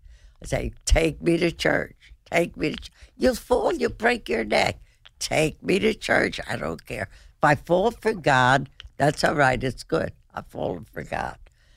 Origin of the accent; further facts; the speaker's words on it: Cedar Grove, New Jersey, United States; also born or lived in Newark; I was at Cedar Grove, actually. I was born in Newark.